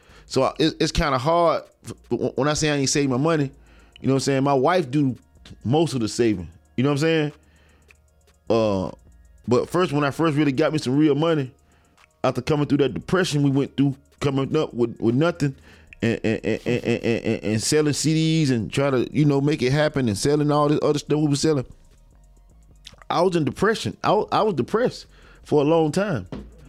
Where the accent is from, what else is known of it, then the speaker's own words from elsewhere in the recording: Bainbridge, Georgia, United States; now in Tallahassee, United States; Like I'm from Bainbridge, but Tallahassee is where I really represent.